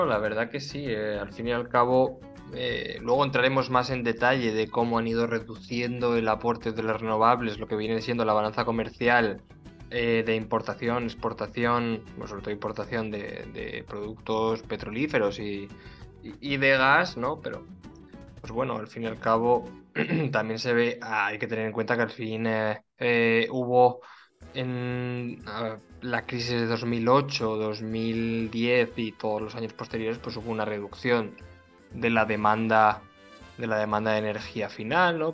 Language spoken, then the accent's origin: Spanish; Spain